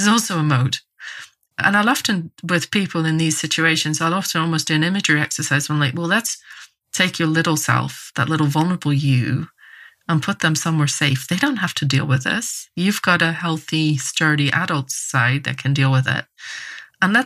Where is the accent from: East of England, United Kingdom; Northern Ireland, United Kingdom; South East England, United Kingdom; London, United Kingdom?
Northern Ireland, United Kingdom; moved away as an adult; also born or lived in England; I grew up in Northern Ireland in quite a religious context with a lot of dogmatism